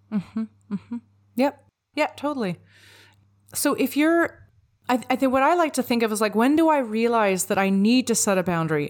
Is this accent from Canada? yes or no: yes; Vancouver, British Columbia, Canada; I'm from Vancouver, where, like, it rains for three days straight.